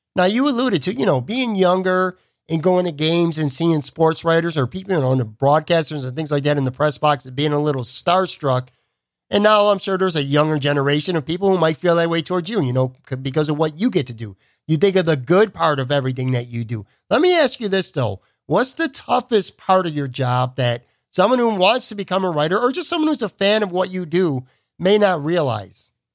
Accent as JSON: {"language": "English", "town": "Buffalo", "region": "New York", "country": "United States", "tie": "born or raised there", "said": "my hometown, the Buffalo News"}